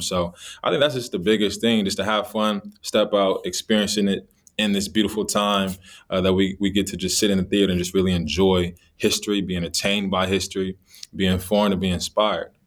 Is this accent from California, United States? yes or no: yes; Los Angeles, California, United States; I grew up in Los Angeles, California.